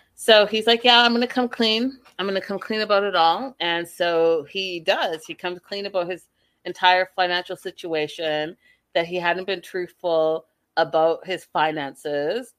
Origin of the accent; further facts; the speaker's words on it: Canada; I'm from Canada.